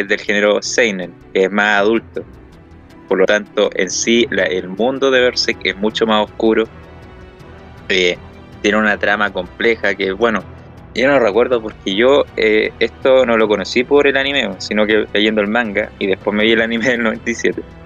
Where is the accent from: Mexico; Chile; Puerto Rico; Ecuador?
Chile; somos oro de Chile